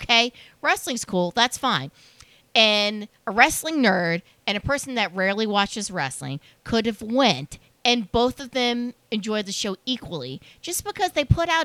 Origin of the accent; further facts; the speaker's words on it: Delaware, United States; we're from Delaware